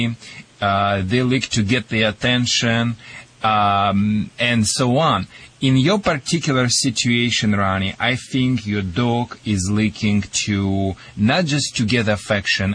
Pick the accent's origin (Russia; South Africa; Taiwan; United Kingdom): Russia; accent: Russian; English is a second language; moved away; also born or lived in Michigan; my Russian accent or Michigan accent